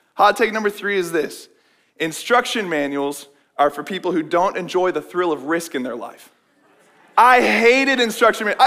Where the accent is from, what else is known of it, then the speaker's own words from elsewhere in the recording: West Des Moines, Iowa, United States; I grew up in West Des Moines, went to Valley High